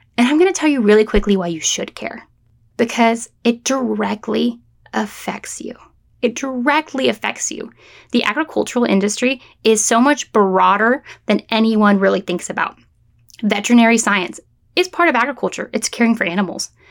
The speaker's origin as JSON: {"language": "English", "area": "San Francisco Bay Area", "region": "California", "country": "United States", "also_born_or_lived": "San Luis Obispo, California", "moved": "as an adult", "lives_now": "Florida, United States", "said": "I am from the San Francisco Bay Area of California"}